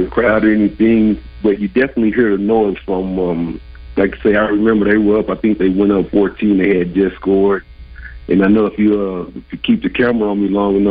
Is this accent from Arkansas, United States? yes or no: yes; Arkansas, United States; also born or lived in Oakland; Growing up in Arkansas